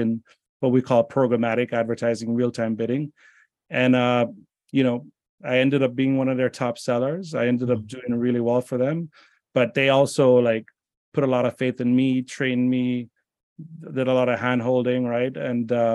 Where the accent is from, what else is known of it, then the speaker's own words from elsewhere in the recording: Jamaica; moved away; I'm from Jamaica originally